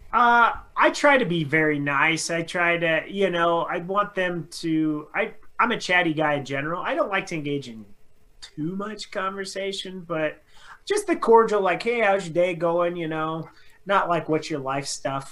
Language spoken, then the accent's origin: English; Carson City, Nevada, United States; moved away; also born or lived in Denver; growing up in Carson City and then moving to like Denver